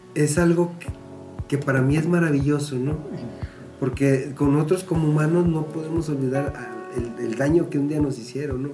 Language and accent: Spanish; San Luis Potosí, Mexico; also born or lived in Monterrey; llegando a mi tierra, mis doctores, mis paisanos